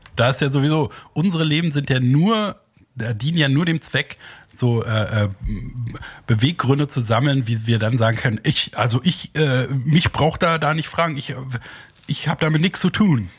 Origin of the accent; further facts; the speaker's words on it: Germany; als Deutscher